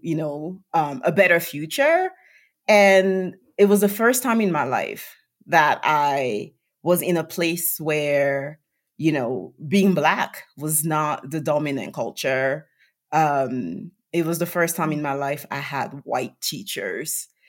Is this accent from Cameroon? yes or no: yes; Yaoundé, Centre, Cameroon; moved away; I was born and raised in Cameroon, Central Africa